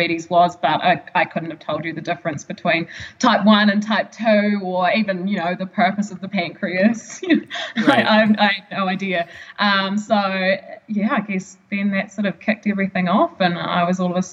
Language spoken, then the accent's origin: English; Gore, Southland, New Zealand; also born or lived in Dunedin; between there and home, I was traveling up and down to see, you know, my GP in Gore